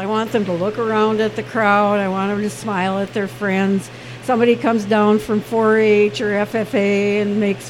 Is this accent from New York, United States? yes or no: no; Minneapolis, Minnesota, United States; moved away as an adult; now in California, United States; I'm from Minnesota originally, Minneapolis, but I now live in California. I have for the last 16 years.